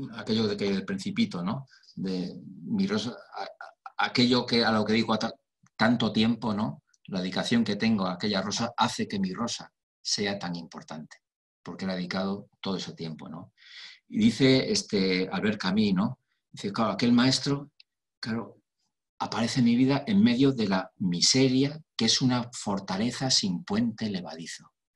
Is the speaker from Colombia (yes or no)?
no; Spain; mi país, en España